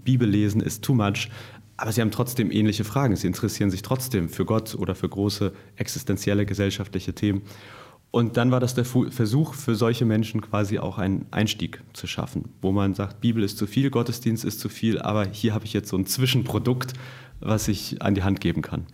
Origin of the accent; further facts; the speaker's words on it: Hamburg, Germany; Auch aus Hamburg eigentlich aus dem Westen Hamburgs